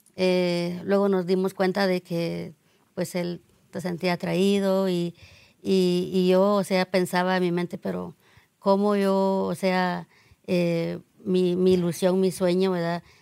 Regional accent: Guatemala; moved away; yo soy de Guatemala

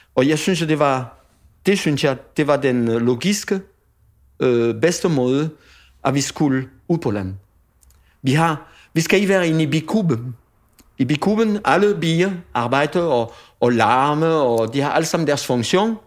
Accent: France; Danish is a second language; moved away as an adult; also born or lived in Paris / Toulouse; now in Denmark; den land, hvor jeg kommer fra, Frankrig selvfølgelig, men den område, hvor jeg kommer fra, det er bønne. Det er bønneområdet

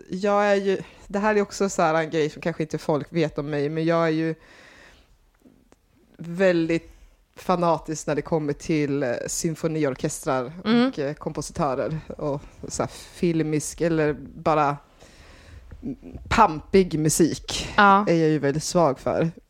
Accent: Norrland, Sweden; also born or lived in United States; now in Gothenburg, Sweden

